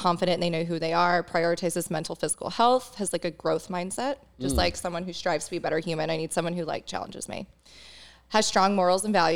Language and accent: English; East Coast, United States; now in San Diego, United States; I'm an East Coaster